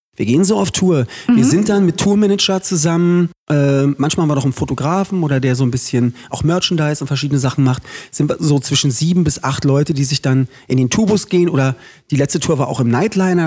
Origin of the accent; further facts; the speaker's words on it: Berlin, Germany; Ich bin in Köpenick geboren, sechsmal ja. umgezogen in Köpenick und wohne da immer noch.